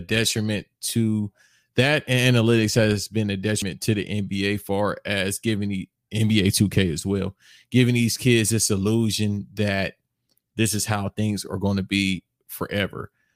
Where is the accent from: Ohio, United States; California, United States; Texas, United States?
California, United States; Los Angeles; I'm from L A. I'm from South Central